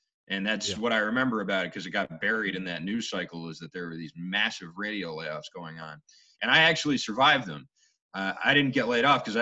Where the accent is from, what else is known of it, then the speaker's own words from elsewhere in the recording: Boston, Massachusetts, United States; I grew up in the North End, and my father had a business in Quincy Market